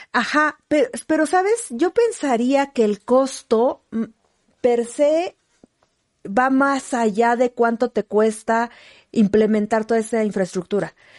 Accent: Villa de Zaachila, Oaxaca, Mexico; moved away; en mi tierra, en Villa de Sachila

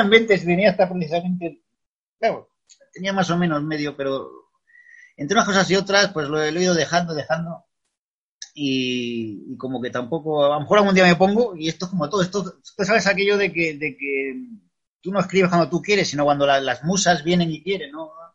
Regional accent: Extremadura, Spain; moved away; also born or lived in Madrid; he vuelto lo que es a la tierra, a mi tierra, que es Extremadura

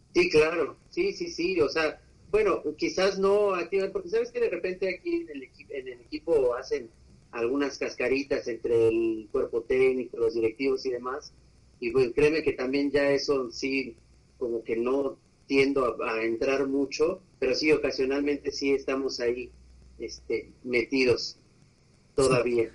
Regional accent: Aguascalientes, Mexico; also born or lived in Colima; Pues de, Aguascalientes, ahí, ahí nacimos. No realmente nací en Colima, pero, pero nos registraron en, en Aguascalientes, así que ahí he vivido toda la vida, así que de allá somos

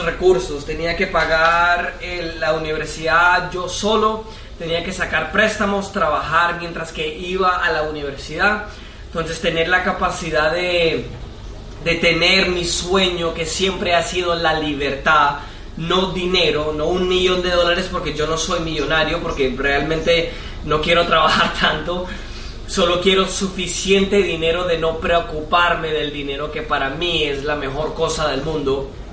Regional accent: United States; Spanish is a second language; soy de Estados Unidos

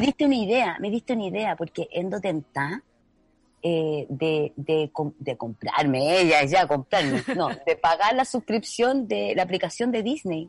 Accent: Puente Alto, Santiago Metropolitan Region, Chile; yo soy de Puente Alto

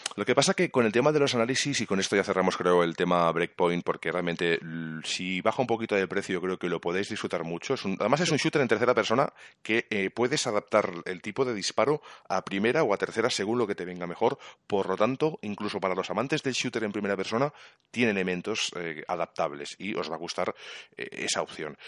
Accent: Catalonia, Spain; Yo soy catalán

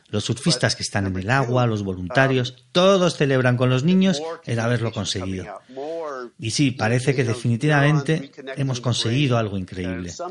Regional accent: San Diego, California, United States; Yo crecí con su madre en San Diego, salíamos juntos cuando teníamos

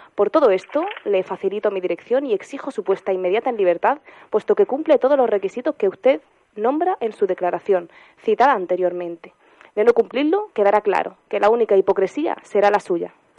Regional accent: Spain; como ciudadana española

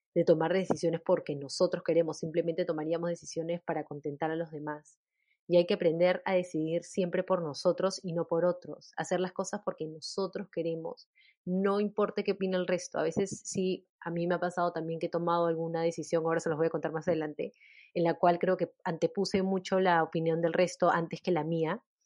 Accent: Peru; mi país

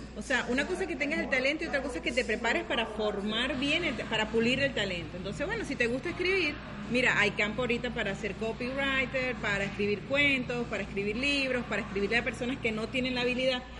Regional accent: Venezuela; moved away as an adult; now in Playa del Carmen, Mexico; yo soy venezolana, eh, tengo un año y medio acá en Playa del Carmen

